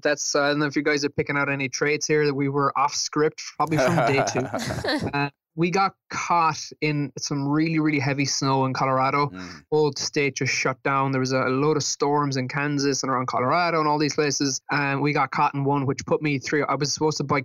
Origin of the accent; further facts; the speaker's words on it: Ireland; being an Irish person, I mean, our country is so small